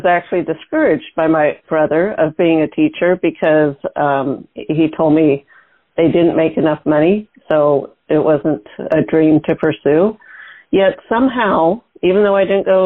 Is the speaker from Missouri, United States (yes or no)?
no; Seattle, Washington, United States; I was born in the Seattle area in the suburbs